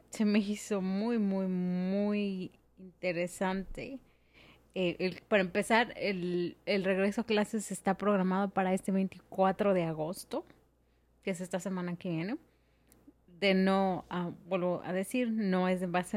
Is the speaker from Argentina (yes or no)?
no; Mexico; moved away; yo soy de México